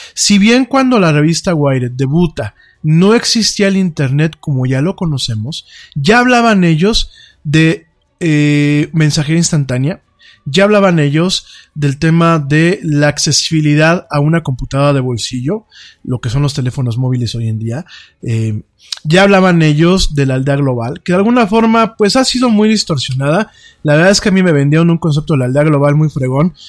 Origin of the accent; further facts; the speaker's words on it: Mexico; also born or lived in Spain; yo como mexicano